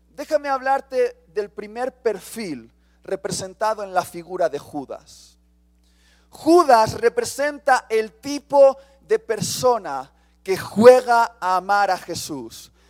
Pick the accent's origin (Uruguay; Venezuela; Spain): Spain; Soy español.